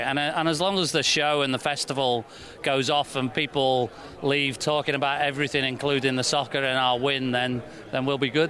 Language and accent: English; Liverpool, North West England, United Kingdom; moved away as an adult; now in Nashville, United States; I grew up in Liverpool.